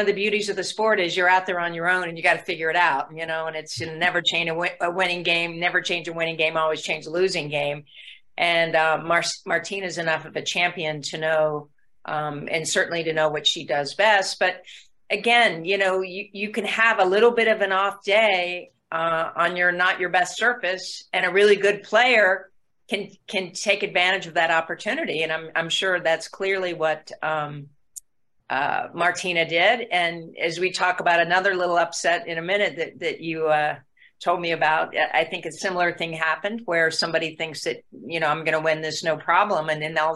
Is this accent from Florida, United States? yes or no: no; Charleston, West Virginia, United States; my hometown of Charleston, West Virginia